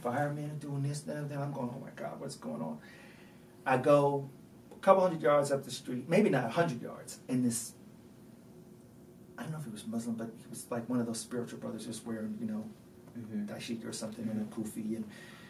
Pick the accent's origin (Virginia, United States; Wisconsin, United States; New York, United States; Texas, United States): New York, United States; I'm a New Yorker